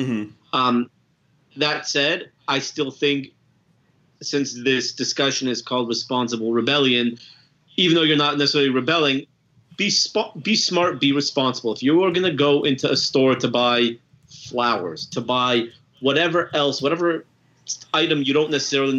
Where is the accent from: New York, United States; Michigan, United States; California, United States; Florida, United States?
California, United States; now in Dallas, United States; I'm from Cali originally